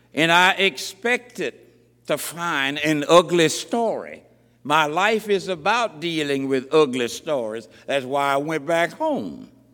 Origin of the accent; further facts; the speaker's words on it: Selma, Alabama, United States; moved away; I went back to my hometown, Selma, Alabama, in 1958 to become the first black lawyer there